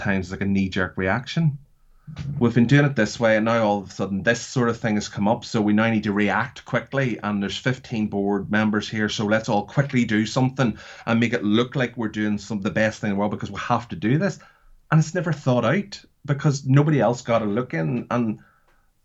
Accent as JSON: {"language": "English", "region": "Northern Ireland", "country": "United Kingdom", "said": "I come from Northern Ireland"}